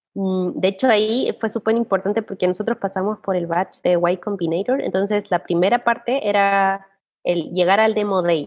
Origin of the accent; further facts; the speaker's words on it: Chile; moved away as an adult; also born or lived in Australia; soy una chilena que viajó a Australia